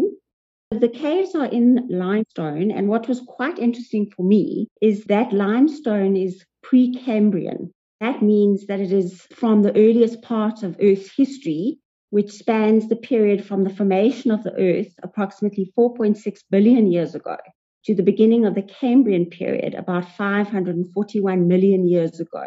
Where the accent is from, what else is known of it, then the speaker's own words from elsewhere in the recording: South Africa; my home country, South Africa